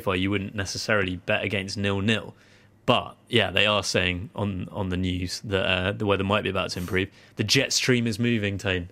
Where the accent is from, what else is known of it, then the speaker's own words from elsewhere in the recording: England, United Kingdom; now in Guernsey; I'm English